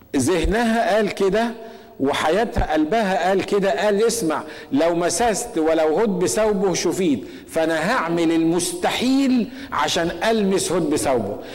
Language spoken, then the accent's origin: Arabic; Egypt; عندنا في مصر